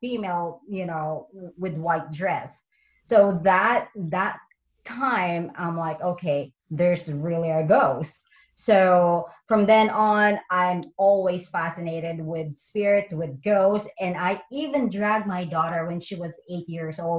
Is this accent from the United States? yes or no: no; Philippines; moved away; I'm from the Philippines